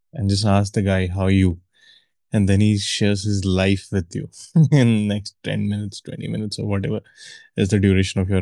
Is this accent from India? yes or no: yes; India; moved away as an adult; now in Mexico; I said, India